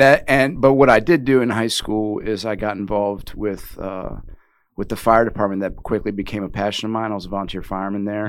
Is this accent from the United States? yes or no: yes; Richmond, Virginia, United States; now in Wilmington; I wasn't born and raised there, but the majority of my young I would say impressionable youth was spent in Richmond, Virginia